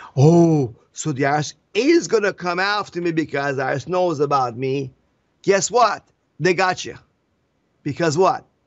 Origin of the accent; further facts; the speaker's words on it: Iran; now in United States; I came from Iran. We have no freedoms there